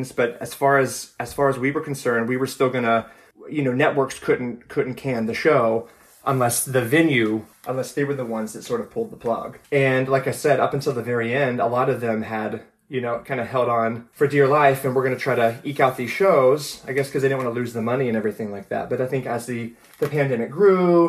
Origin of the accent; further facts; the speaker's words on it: Myrtle Beach, South Carolina, United States; I am calling from Myrtle Beach, South Carolina, which is where I'm originally from